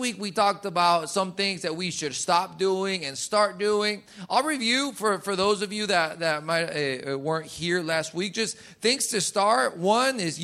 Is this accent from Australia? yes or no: no; Colombia; moved away; where I grew up in Colombia, if someone said buenas noches, my mom made sure you said buenas noches back.